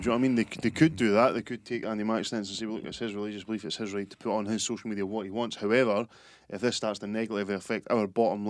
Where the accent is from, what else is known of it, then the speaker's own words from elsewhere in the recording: Scotland, United Kingdom; being a Scottish football fan